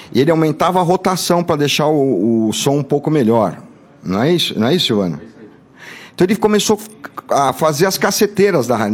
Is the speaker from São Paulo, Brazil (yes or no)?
yes; Santo André, São Paulo, Brazil; also born or lived in Garça, São Paulo; Eu nasci em Garça, depois eu mudei para Santo André